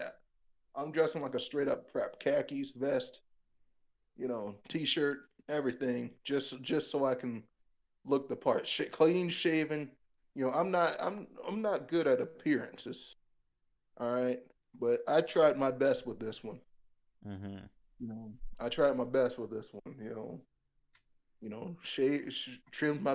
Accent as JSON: {"language": "English", "region": "Wisconsin", "country": "United States", "said": "I'm from Wisconsin"}